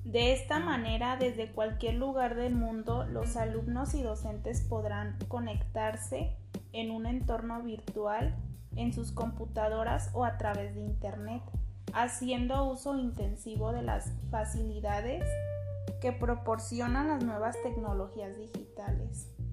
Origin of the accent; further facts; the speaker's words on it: Jamay, Jalisco, Mexico; soy de Jamay, Jalisco